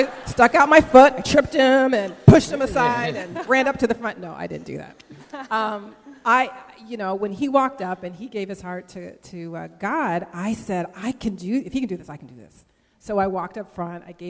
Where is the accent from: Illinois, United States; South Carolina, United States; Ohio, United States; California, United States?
California, United States; Bay Area, north of the Golden Gate Bridge; I grew up in the Bay Area, just north of the Golden Gate Bridge